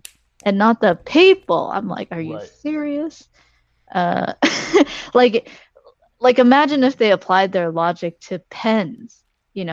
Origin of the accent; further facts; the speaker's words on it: Washington, United States; I come from Washington